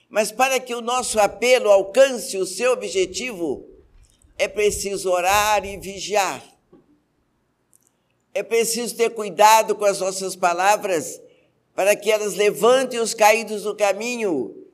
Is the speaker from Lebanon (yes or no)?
yes; Lebanon; Como boa libanesa, eu tinha uma boutique.